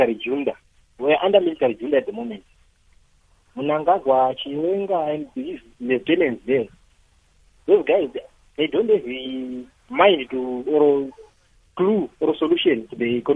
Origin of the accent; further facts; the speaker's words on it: Zimbabwe; I'm from Zimbabwe as well